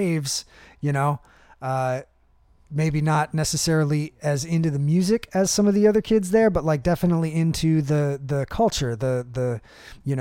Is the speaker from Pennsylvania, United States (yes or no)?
yes; Meadville, Pennsylvania, United States; born or raised there